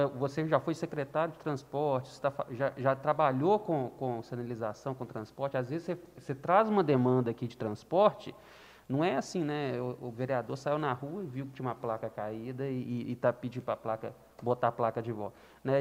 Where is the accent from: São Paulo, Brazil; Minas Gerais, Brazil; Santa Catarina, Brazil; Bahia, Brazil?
Minas Gerais, Brazil; Belo Horizonte; moved away; também sou de Belo Horizonte